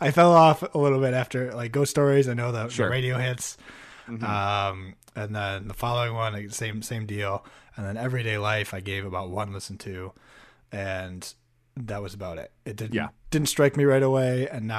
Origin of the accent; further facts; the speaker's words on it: South East England, United Kingdom; Yeah. Oxfordshire, Longhampton town.